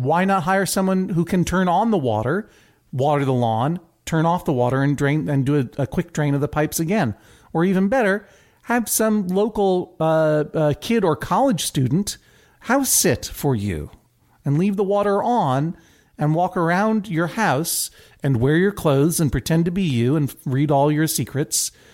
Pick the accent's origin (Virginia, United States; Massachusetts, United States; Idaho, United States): Massachusetts, United States; Brookline; moved away as an adult; also born or lived in New York City; now in New York, United States; I am from Brookline, Massachusetts. I've lived in New York for twenty-one years